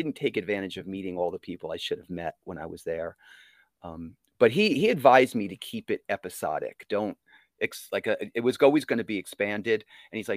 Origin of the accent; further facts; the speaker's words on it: Monmouth Beach, New Jersey, United States; also born or lived in Sarasota, Florida; I grew up in Monmouth Beach